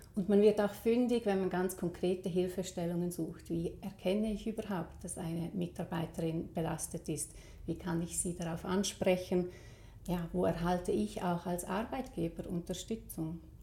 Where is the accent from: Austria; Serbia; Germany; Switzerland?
Switzerland; bei uns in der Schweiz